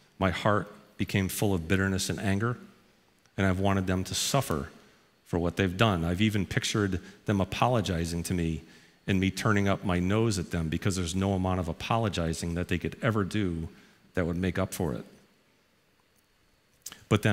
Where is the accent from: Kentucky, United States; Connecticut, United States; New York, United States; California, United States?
Connecticut, United States; New Haven; I grew up in New Haven, Connecticut, right down the road.